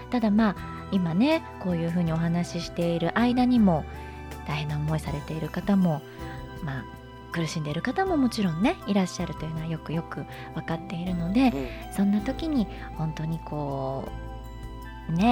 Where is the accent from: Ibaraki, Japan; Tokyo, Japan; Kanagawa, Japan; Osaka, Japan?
Tokyo, Japan; 私は東京で育ってる